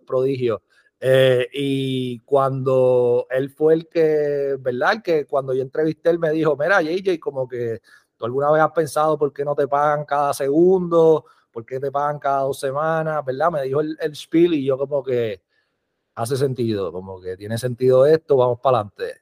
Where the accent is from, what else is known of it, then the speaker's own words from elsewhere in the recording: Puerto Rico; now in Las Vegas, United States; nací en Puerto Rico, vivo aquí en Las Vegas